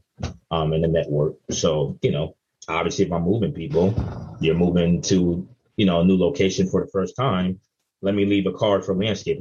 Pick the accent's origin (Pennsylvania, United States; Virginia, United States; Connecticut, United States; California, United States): Connecticut, United States; New Haven; I'm from New Haven, so it's pretty easy for me to kind of blow up when I'm in the same city that I was born and raised